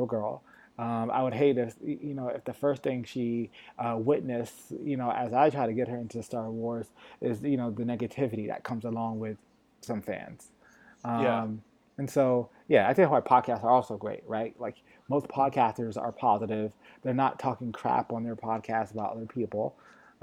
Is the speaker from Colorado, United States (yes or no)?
no; Connecticut, United States; now in Los Angeles, United States; I grew up in Connecticut, so not too far from New York